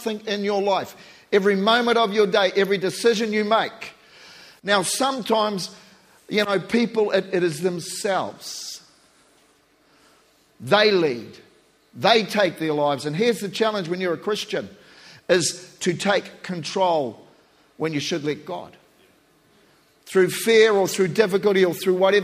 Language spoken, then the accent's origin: English; New Zealand; I'm a Kiwi